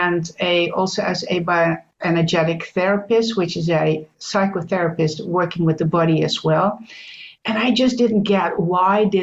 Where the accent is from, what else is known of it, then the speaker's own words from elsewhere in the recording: Netherlands; also born or lived in United States; I'm Dutch. That's the first thing. I'm from the Netherlands in Europe